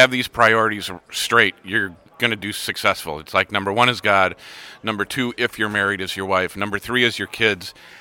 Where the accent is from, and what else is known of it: Waukesha, Wisconsin, United States